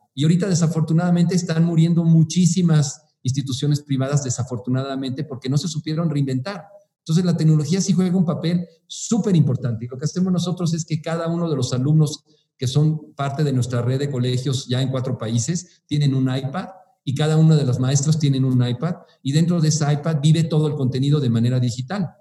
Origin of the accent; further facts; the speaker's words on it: Mexico City, Mexico; moved away as an adult; now in Morelia, Mexico; soy originario de la Ciudad de México